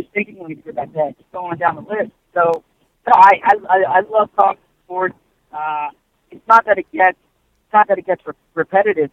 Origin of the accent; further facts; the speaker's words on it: Philadelphia, Pennsylvania, United States; also born or lived in New York; my hometown Philly. My family's in Philly